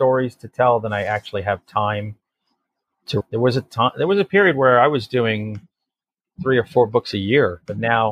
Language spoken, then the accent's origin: English; near Connecticut, New York, United States; this area of the country where I grew up in New York near Connecticut